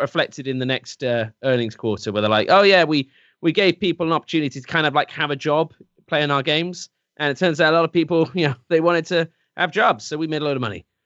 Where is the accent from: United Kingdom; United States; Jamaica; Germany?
United Kingdom; England; I'm English